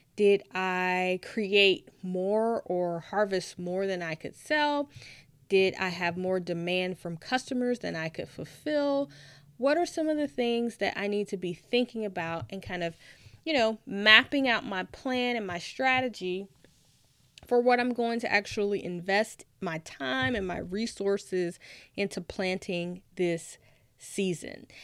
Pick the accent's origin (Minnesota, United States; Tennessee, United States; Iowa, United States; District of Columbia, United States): Tennessee, United States; Nashville; moved away; I'm originally from Nashville, Tennessee